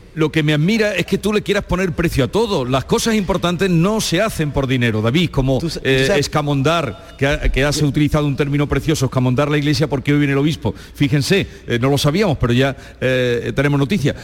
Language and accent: Spanish; Los Pedroches, north of the province of Córdoba, Andalusia, Spain; en mi pueblo, que es en los Pedroches, al norte de la provincia de Córdoba